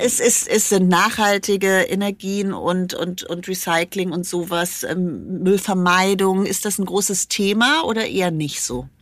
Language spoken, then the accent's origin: German; Germany; bei uns in Deutschland